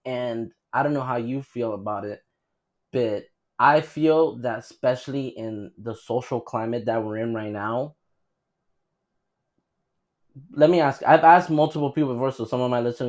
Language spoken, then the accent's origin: English; Miami, Florida, United States; we're from Miami